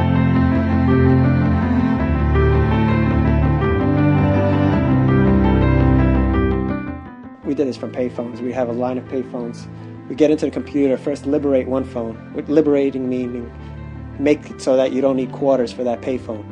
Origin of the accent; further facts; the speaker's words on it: New York, United States; I was from New York and I knew about Little Italy